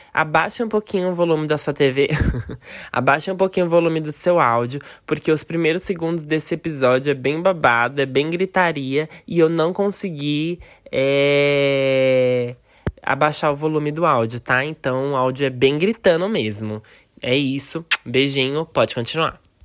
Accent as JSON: {"language": "Portuguese", "region": "São Paulo", "country": "Brazil", "tie": "born or raised there", "said": "nascida e crescida assim no centro de São Paulo"}